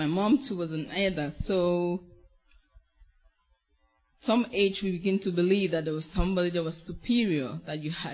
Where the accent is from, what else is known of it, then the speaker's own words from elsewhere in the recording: Cameroon; moved away as an adult; also born or lived in Greece; I come from Cameroon, from Africa.